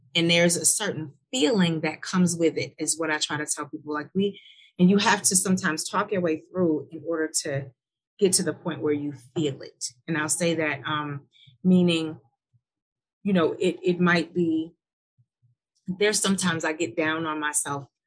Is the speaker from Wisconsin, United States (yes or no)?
yes; Milwaukee, Wisconsin, United States; now in Nashville, United States; I'm from Milwaukee, and I came to Nashville